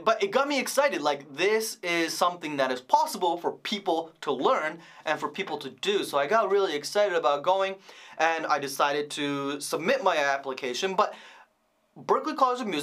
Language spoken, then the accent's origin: English; Vancouver, British Columbia, Canada; I grew up in Vancouver